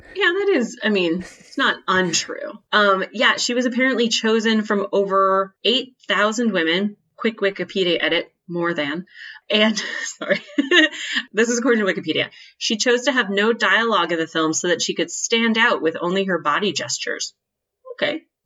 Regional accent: United States; being an American

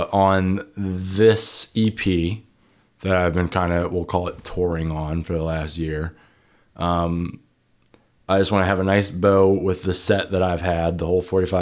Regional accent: Cincinnati, Ohio, United States; now in Cleveland, United States; I come from Cincinnati

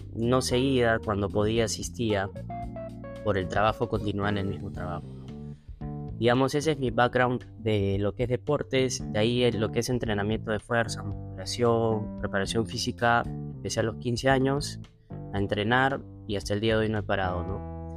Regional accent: Lima, Peru; also born or lived in Buenos Aires, Argentina; tengo veintidós años viviendo en Perú

